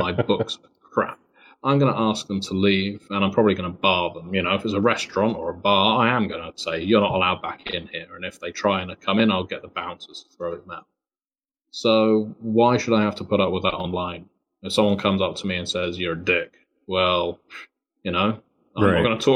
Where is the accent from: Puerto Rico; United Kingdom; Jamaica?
United Kingdom; accent: British; being British. It's partly down to the accent